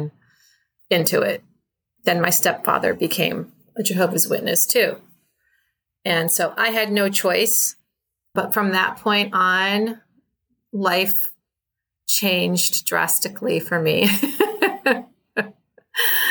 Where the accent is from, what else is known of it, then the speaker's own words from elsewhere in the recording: Chicago, Illinois, United States; I grew up in Chicago